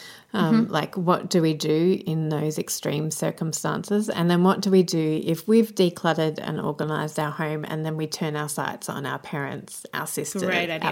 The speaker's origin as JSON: {"language": "English", "country": "Australia", "said": "as an Australian"}